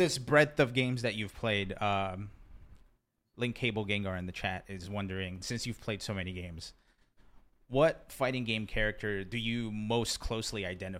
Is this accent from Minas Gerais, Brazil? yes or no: no; Rio de Janeiro, Brazil; moved away; I grew up in Rio de Janeiro, Brazil, so I totally relate to, you know, growing up in rough neighborhoods